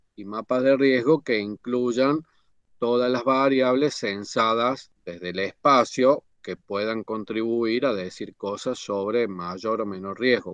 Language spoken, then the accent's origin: Spanish; Córdoba, Argentina; vivo en Córdoba y soy de Córdoba